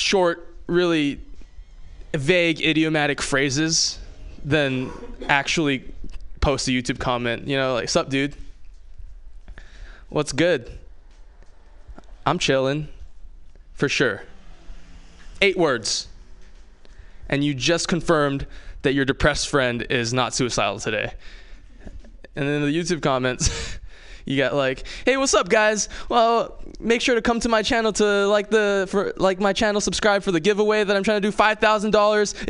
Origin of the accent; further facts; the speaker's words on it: Hawaii, United States; moved away; I grew up in Hawaii.